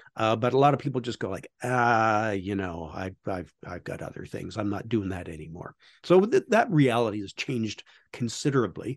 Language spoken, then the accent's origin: English; Canada; I'm Canadian